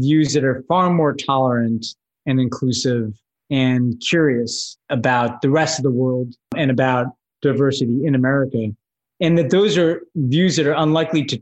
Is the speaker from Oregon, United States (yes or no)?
no; New York, United States; growing up in New York in the 80s